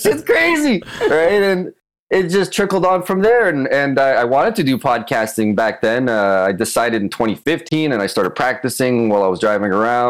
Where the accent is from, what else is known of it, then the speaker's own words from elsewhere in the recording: Toronto, Ontario, Canada; north of Toronto? My parents came from Czech Republic from the USSR occupation, and I'm here now.